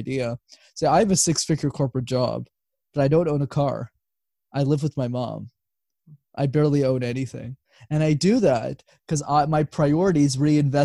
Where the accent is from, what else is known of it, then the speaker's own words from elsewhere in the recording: Montreal, Quebec, Canada; Born and raised. So I lived there my whole life.